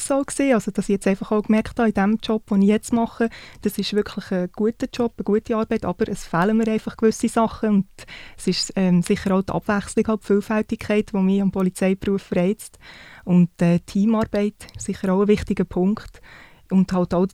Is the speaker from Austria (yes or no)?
no; Solothurn, Switzerland; now in Canton of Bern, Switzerland; ich bin 33. Ich bin im Kanton Solothurn aufgewachsen, wohne jetzt aber im Kanton Bern.